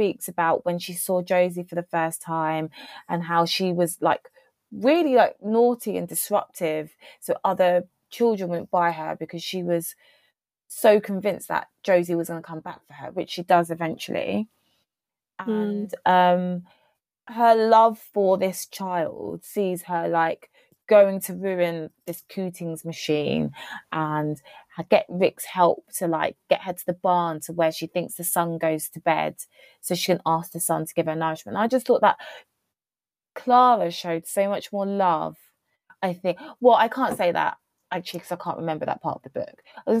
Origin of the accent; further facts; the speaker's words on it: United Kingdom; as a British person